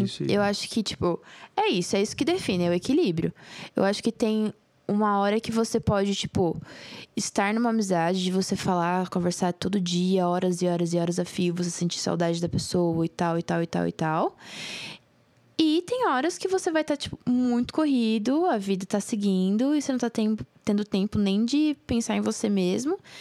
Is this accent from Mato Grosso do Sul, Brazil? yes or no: yes; Jardim, Mato Grosso do Sul, Brazil; na minha infância, lá em Jardim, pra, pra você que não sabe, eu sou mato grossense